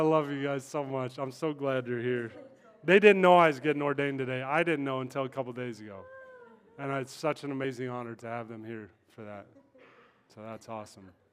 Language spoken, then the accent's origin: English; Kansas, United States; moved away; I'm in New York, that's why. I'm from Kansas